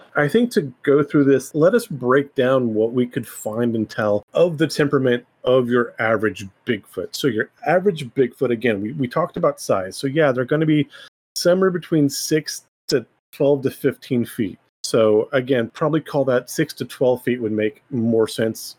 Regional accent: Central California, United States; I grew up in Central California

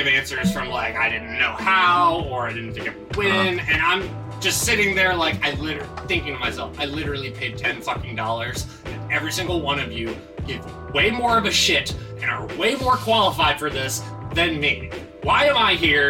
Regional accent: Anne Arundel County, Maryland, United States; I have lived in Anne Arundel County most of my life

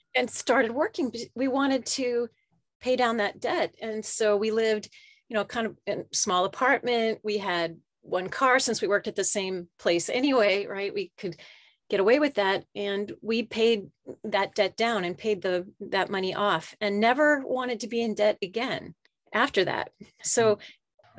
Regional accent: central Pennsylvania, United States; moved away as an adult; also born or lived in Japan / Philadelphia / Charleston, South Carolina / Tampa, Florida; now in Woodinville, United States; I, I grew up in central Pennsylvania

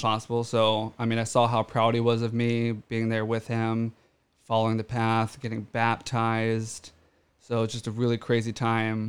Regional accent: Orange County, California, United States; growing up in Orange County

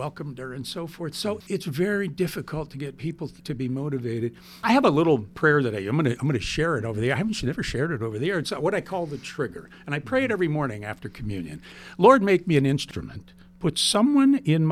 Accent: Youngstown, Ohio, United States; I'm from Youngstown, Ohio

